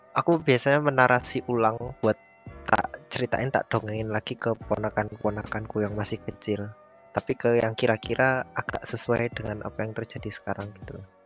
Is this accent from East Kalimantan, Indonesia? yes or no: yes; Balikpapan, East Kalimantan, Indonesia; moved away; Aku dari Balikpapan, tapi bukan orang Dayak Tulen, karena bapake adalah orang Jawa, jadi half-half